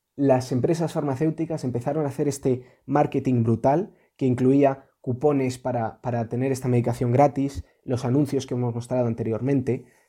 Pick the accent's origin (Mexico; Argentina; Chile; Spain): Spain